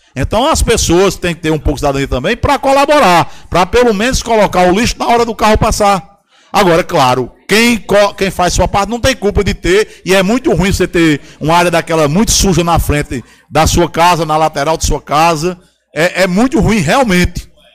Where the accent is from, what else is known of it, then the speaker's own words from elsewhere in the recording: Pitombeira, Paraíba, Brazil; desde que eu nasci na Pitombeira